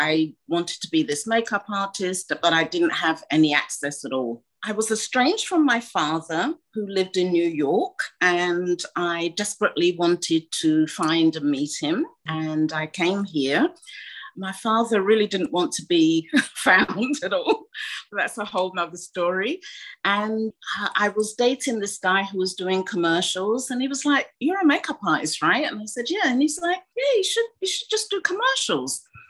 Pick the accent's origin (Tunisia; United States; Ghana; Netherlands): Ghana; you know, being a Ghanaian makeup, of course, my mother was horrified.